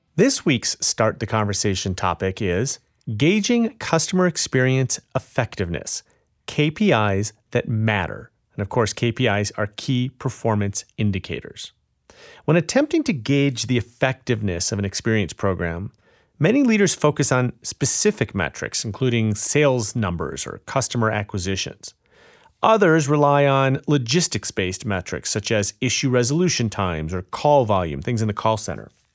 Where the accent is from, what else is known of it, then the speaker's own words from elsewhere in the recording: Chicago, Illinois, United States; Chicago, my hometown